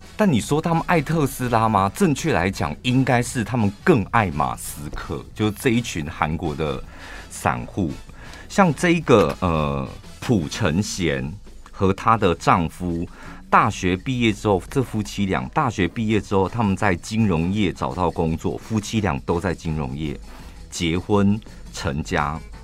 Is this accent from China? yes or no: no; central Taiwan, Taiwan; 我们中部人